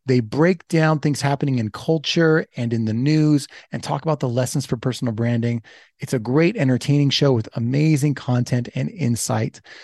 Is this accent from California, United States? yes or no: yes; Los Angeles, California, United States; I'm from Los Angeles